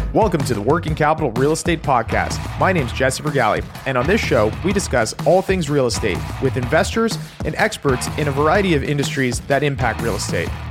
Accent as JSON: {"language": "English", "country": "Canada", "said": "we come from a very, very regulated market up here"}